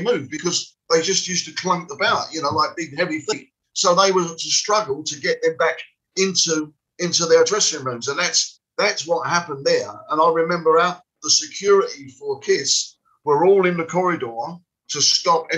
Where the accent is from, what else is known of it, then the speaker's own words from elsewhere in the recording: London, United Kingdom; I come from West Ham